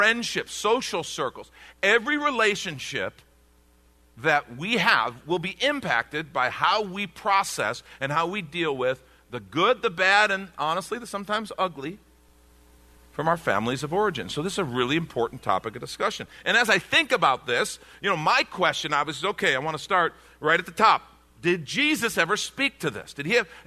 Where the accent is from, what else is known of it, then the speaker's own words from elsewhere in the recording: United States; growing up in the States